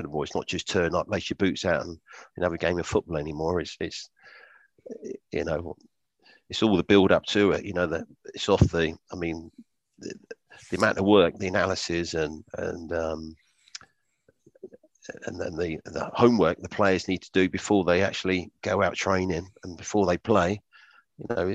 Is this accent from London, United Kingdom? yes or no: no; Wokingham, South East England, United Kingdom; my hometown's Wokingham.